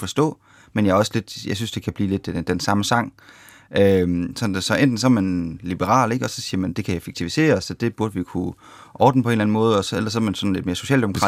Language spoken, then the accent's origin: Danish; Denmark; vi danskere